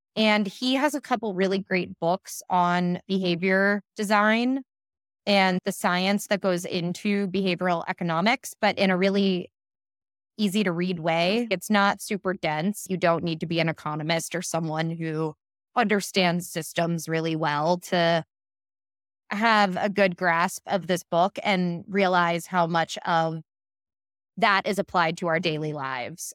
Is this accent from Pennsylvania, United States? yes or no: yes; Pittsburgh, Pennsylvania, United States; now in New York City, United States; I'm from Pittsburgh, Pennsylvania, which is an extremely homogenous place